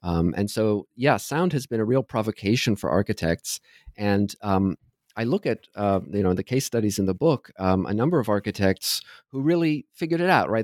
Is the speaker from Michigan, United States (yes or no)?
no; Southern Ohio, United States; moved away as an adult; also born or lived in New York City, United States / New Haven, United States; now in Toronto, Canada; I grew up in Southern Ohio